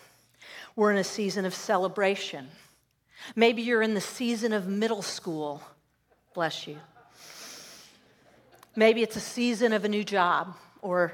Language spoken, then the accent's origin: English; Southern California, United States; I grew up in Southern California